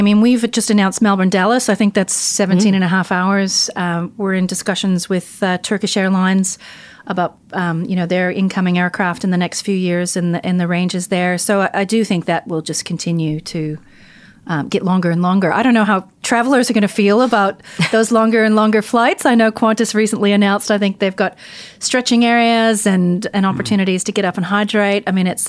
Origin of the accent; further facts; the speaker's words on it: Gander, Newfoundland and Labrador, Canada; So I was born in Gander, Newfoundland, where my dad was an air traffic controller. My mother was a travel agent. My uncles were pilots. And I spent most of my time in Gander at the airport and in the tower with my dad.